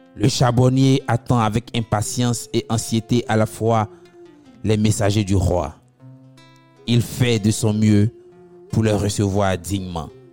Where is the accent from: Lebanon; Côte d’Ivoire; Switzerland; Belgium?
Côte d’Ivoire; Abidjan; chez nous à Abidjan